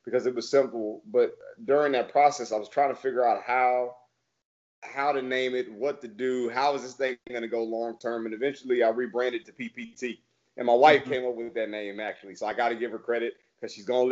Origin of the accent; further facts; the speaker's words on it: Plano, Texas, United States; I'm from Plano with the Plano West, so I'm right in that market